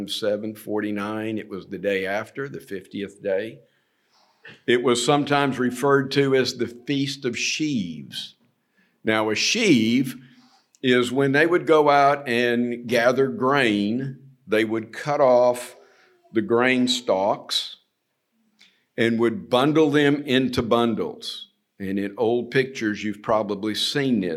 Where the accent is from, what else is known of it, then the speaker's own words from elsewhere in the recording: United States; moved away as an adult; I'm from America